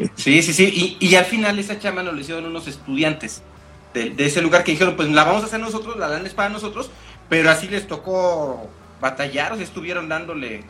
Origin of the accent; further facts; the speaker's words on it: Mexico; es parte de mi identidad, soy mexicano.